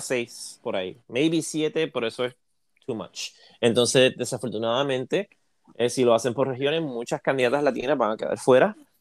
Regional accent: Puerto Rico; yo soy de Puerto Rico

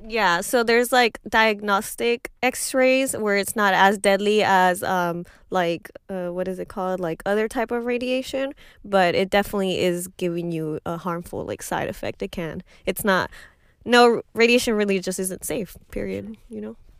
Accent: Highlands, Texas, United States; I come from Highlands and, and nobody has the money

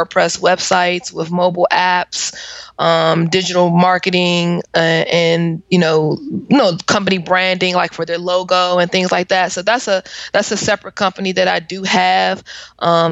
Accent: Washington, District of Columbia, United States; I am from the Washington, D.C. area

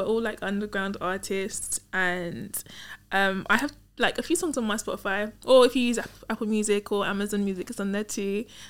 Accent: London, United Kingdom; That's where I grew up. I was born and bred there.

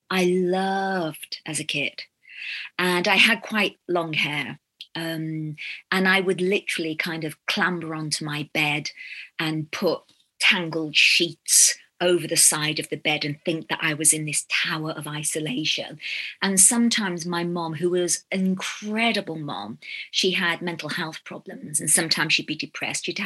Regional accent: England, United Kingdom; moved away; also born or lived in Ghana; I come from England

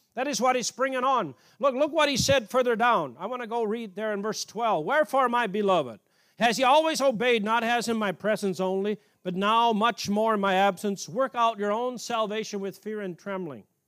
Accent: Canada; moved away; I grew up in Canada as a little boy

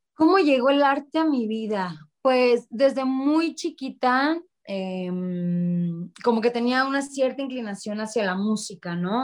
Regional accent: Ciudad Obregón, Sonora, Mexico; Yo soy de Ciudad Obregón, Sonora.

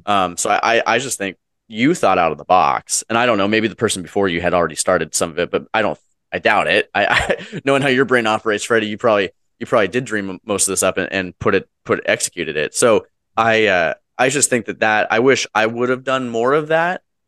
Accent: Wenatchee, Washington, United States; my local, uh, school district that I was from, uh, my hometown, Wenatchee, Washington

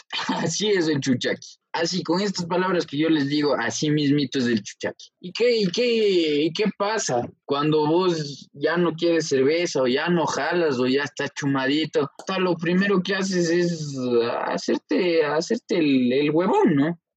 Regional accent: Ecuador; nosotros como buenos ecuatorianos

